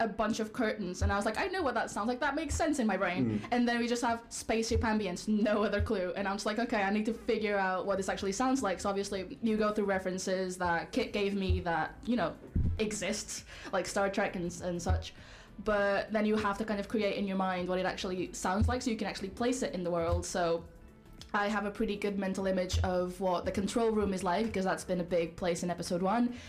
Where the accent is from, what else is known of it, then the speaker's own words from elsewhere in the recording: Portugal; moved away as an adult; now in Bournemouth, United Kingdom; I've been here for a while, even though I'm from Portugal. I came for undergrad like 5 years ago.